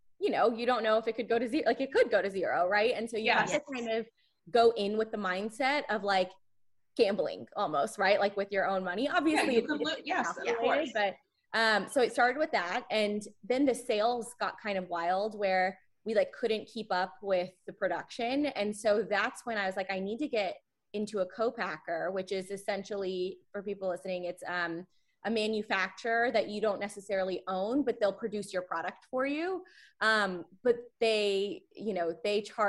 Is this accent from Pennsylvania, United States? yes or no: no; Texas, United States; growing up in Texas